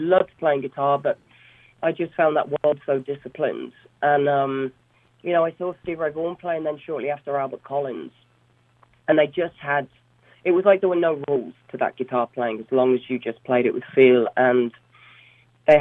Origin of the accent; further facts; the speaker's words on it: Solihull, West Midlands, United Kingdom; also born or lived in Black Country; I was born in the Black Country, but raised in Solihull